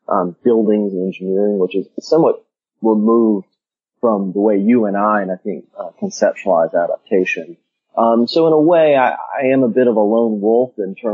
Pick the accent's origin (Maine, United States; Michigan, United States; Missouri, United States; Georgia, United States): Georgia, United States; Albany; moved away as an adult; also born or lived in Florida; And I grew up in Albany, Georgia, the deep south